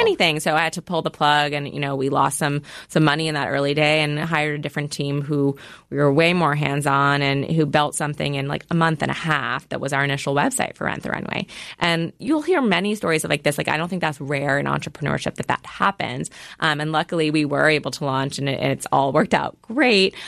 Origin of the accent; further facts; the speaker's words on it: New York, United States; growing up in New York, finance is what's there